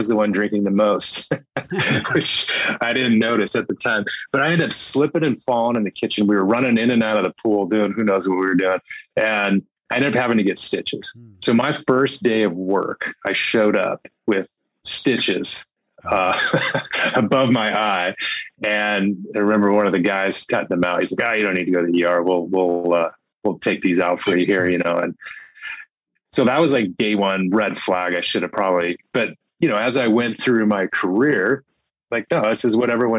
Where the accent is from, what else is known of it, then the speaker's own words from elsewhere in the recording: Phoenix, Arizona, United States; moved away as an adult; now in San Diego, United States; Born and raised in Phoenix. And since 6 years ago, we moved to San Diego